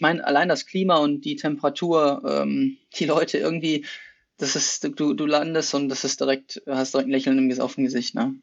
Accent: Essen, North Rhine-Westphalia, Germany; moved away as an adult; also born or lived in Potsdam / Bochum / Netherlands / Heidelberg; now in Hennef, Germany; ich komme ursprünglich aus Essen

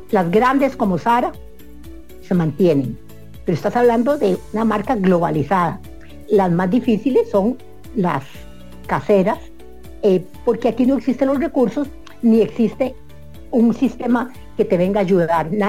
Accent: Costa Rica; se, enteran que, que, vos sos costarricense y entonces ellos, el mismo sistema pone a la gente costarricense a verde

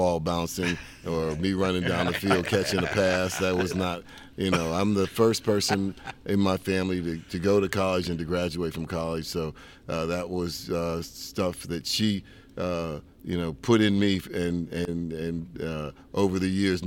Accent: East Liverpool, Ohio, United States; East Liverpool, Ohio is a small town. When I was growing up, about 30,000 people down on the Ohio River

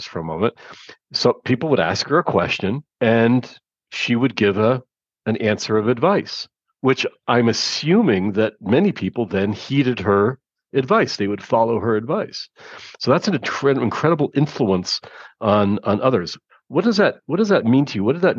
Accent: Toronto, Ontario, Canada; I'm from Toronto

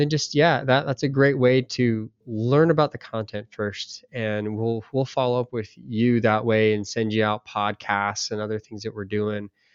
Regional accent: United States; we're American.

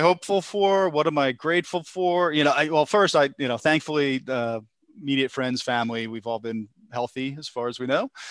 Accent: Philadelphia, Pennsylvania, United States; I'm from Philadelphia area

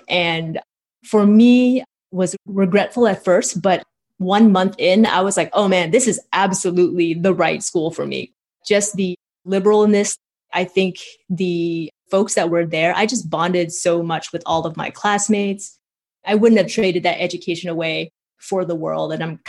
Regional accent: Portland, Oregon, United States; So I grew up in Portland, Oregon. My parents came from Vietnam. They came as refugees after the war in 75.

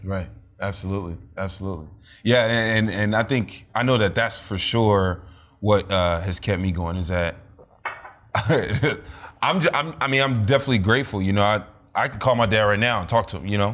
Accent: Nigeria; being also Nigerian

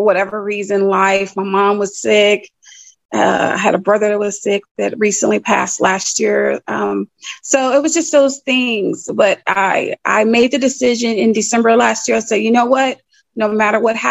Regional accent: Chicago, Illinois, United States; moved away as an adult; now in North Carolina, United States; I'm from Chicago, born and raised in Roseland, West Pullman area

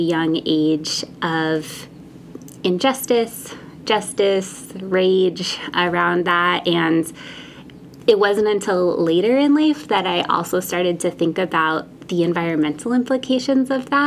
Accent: Bristol, Rhode Island, United States; I grew up in Bristol

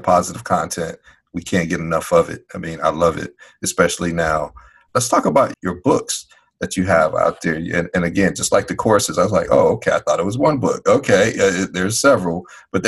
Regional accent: Chicago, Illinois, United States; I'm from Chicago

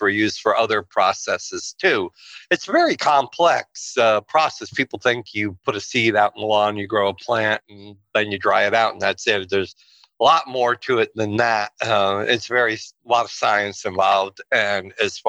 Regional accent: Pawling, New York, United States; moved away as an adult; also born or lived in Los Angeles, California; New York is where I grew up in Pawling, and I moved back there

